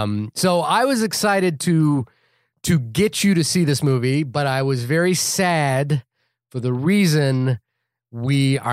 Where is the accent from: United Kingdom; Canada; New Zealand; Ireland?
New Zealand; now in United States; I'm also a green card holder. I'm from New Zealand, so I'm not on the list for what it's worth.